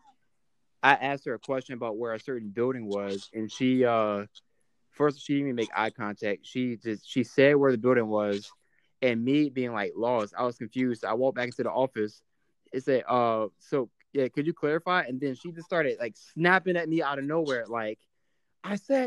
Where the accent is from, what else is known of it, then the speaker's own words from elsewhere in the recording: Chesapeake, Virginia, United States; moved away as an adult; also born or lived in Troy, Alabama; Chesapeake, Virginia. So I graduated high school June 2015